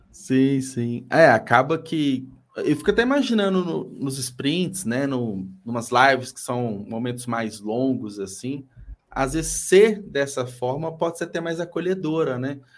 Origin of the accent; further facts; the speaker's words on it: Belo Horizonte, Minas Gerais, Brazil; eu sou da capital, né? Sou de BH